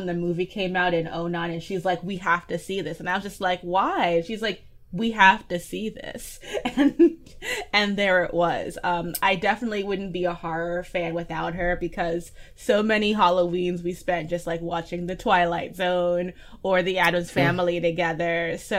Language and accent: English; New York City, New York, United States; I'm born and raised in Brooklyn, and I'm still there right now.